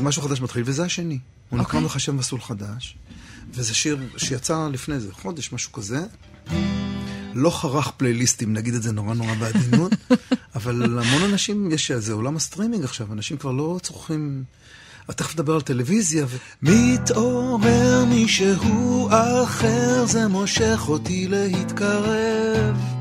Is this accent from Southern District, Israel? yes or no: no; Rehovot, Central District, Israel; moved away; אני אומר מרחובות